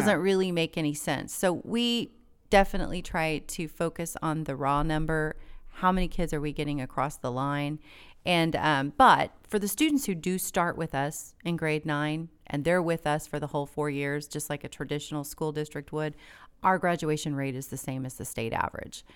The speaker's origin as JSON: {"language": "English", "town": "Tulsa", "region": "Oklahoma", "country": "United States", "tie": "born or raised there", "said": "I was born and raised in Tulsa."}